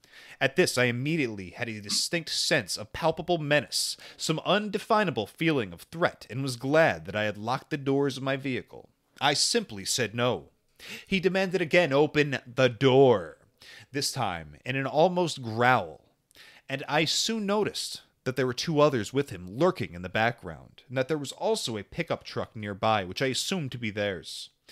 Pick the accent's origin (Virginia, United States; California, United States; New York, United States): California, United States; I decided to take a road trip from my hometown in California to Denver, Colorado, to visit a friend of mine there.